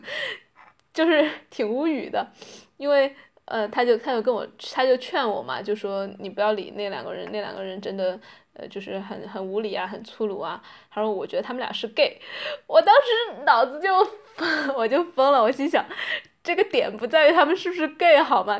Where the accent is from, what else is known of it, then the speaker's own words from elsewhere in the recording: China; now in Netherlands; 不管是我在荷兰还是其他的中国人在国外